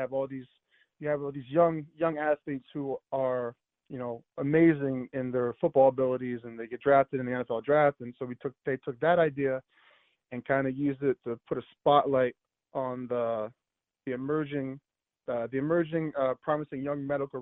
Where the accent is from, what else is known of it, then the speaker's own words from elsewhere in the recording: Bucks County, suburbs of Philadelphia, Pennsylvania, United States; moved away as an adult; now in Buffalo, United States; I grew up in Bucks County, in one of the surrounding suburbs of Philadelphia